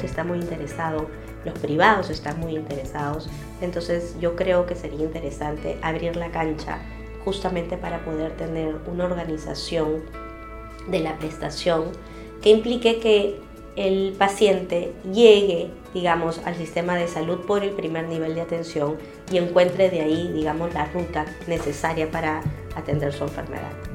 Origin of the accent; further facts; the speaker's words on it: Peru; como peruanos